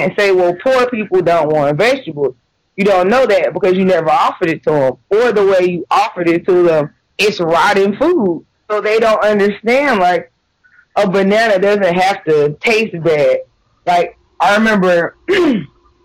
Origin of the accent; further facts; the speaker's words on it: Atlanta, Georgia, United States; moved away as an adult; now in Michigan, United States; I grew up in Atlanta